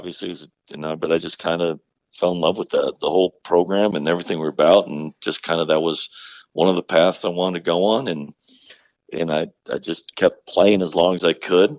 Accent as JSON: {"language": "English", "town": "Houston", "region": "Texas", "country": "United States", "tie": "born or raised there", "moved": "as an adult", "said": "where I grew up in Houston"}